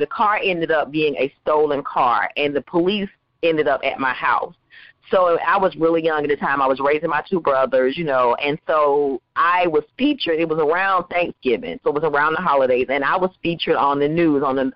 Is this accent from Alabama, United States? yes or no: no; Waycross, Georgia, United States; also born or lived in Valdosta, Georgia; I am a little poor girl that grew up on Jones Street in Waycross, Georgia